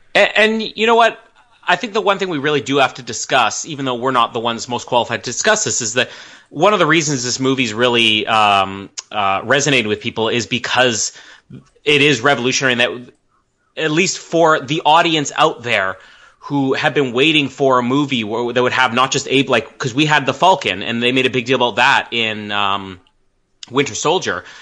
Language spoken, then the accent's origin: English; Canada; as a Canadian